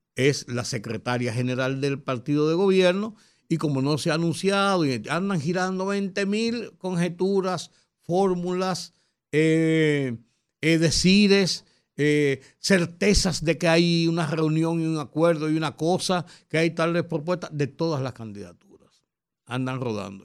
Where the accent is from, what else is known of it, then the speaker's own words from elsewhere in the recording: Dominican Republic; como buenos dominicanos